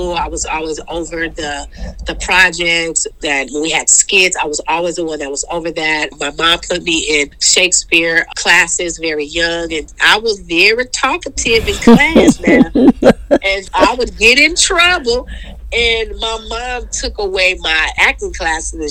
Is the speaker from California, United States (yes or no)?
yes; Oakland, California, United States; I grew up in Oakland, California, born and raised